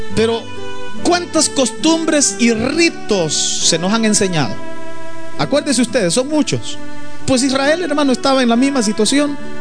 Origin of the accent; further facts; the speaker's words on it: El Salvador; now in United States; En mi país, por ejemplo, en El Salvador